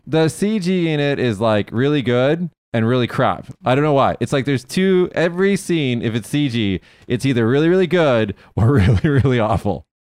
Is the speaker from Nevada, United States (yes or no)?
yes; Las Vegas, Nevada, United States; I'm from Vegas